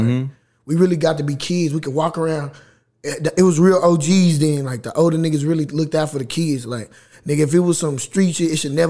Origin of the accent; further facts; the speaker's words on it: Waco, Texas, United States; I'm from Waco.